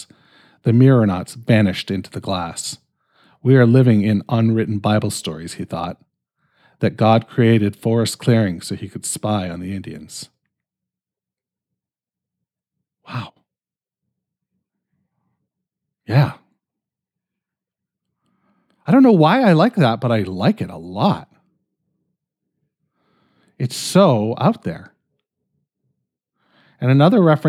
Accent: Canada; I'm fucking Canadian.

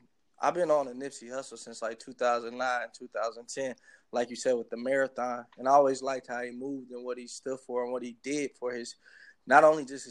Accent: Houston, Texas, United States; also born or lived in Minneapolis, Minnesota / Los Angeles, California; now in Newark, United States; Houston is where I'm from, and Minnesota is where I was born, because Houston is what raised me

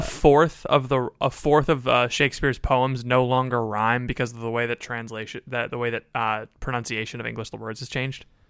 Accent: Florida, United States; I'm from Florida, which is a different place

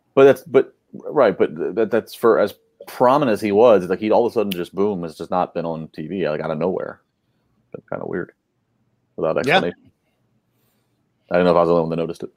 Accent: Maryland, United States; As a person that was born and raised in Maryland

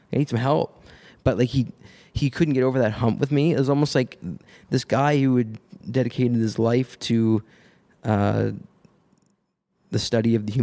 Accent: Nova Scotia, Canada; moved away as an adult; now in Hamilton, Canada; I'm from Nova Scotia originally

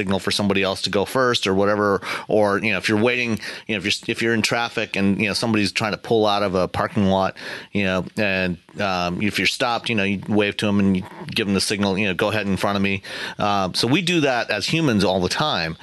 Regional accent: Canada; growing up in Canada

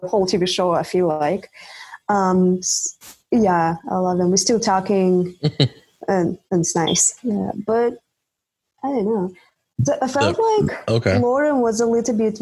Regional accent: Russia; English is a second language; moved away as an adult; also born or lived in Czech Republic; I'm from Russia, but I went to study to Czech Republic.

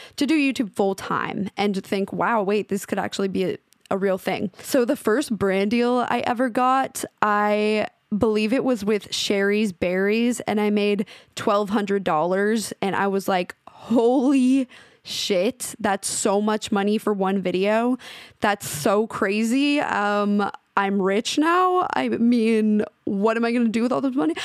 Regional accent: Washington, United States; now in Los Angeles, United States; the town I grew up in in Washington

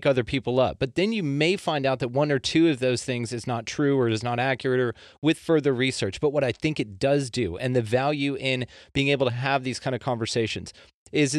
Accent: Texas, United States; I was raised Baptist in Texas here

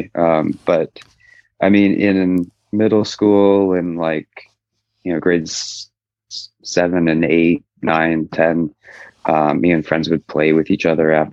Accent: Canada; moved away as an adult; now in Montreal, Canada; I was born in the East Coast, so like basically right above Maine, where it's a lot more conservative, a lot kind of more difficult to come out still.

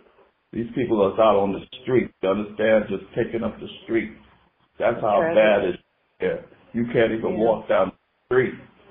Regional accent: New York City, New York, United States; now in San Francisco, United States; I live in San Francisco, but I grew up in Brooklyn, New York.

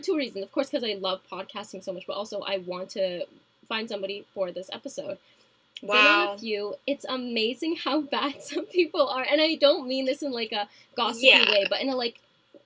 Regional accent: Canada; Canadian fellow here.

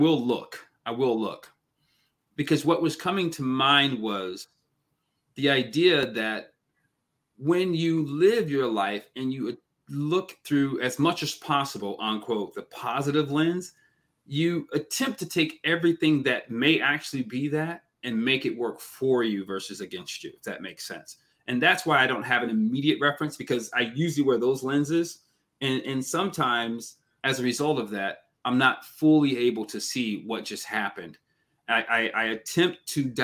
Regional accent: Seattle, Washington, United States; growing up in Seattle, Washington State

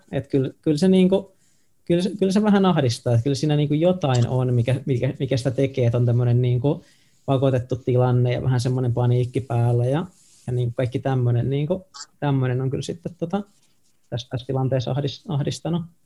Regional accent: Tampere, Pirkanmaa, Finland; also born or lived in Nokia, Finland; now in Helsinki, Finland; mäkin oon Tampereelta siis tota, kotoisin sillä no mä oon syntynyt mm. Nokialla, mutta mä niinku identifioidun, että mä oon ihan niinku tamperelainen

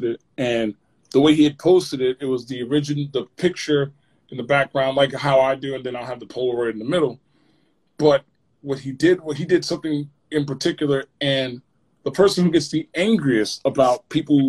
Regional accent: Maplewood, New Jersey, United States; I grew up in Maplewood

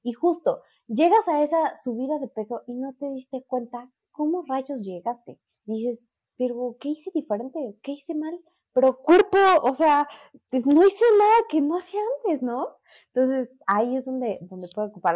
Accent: Mexico City, Mexico; soy de la Ciudad de México

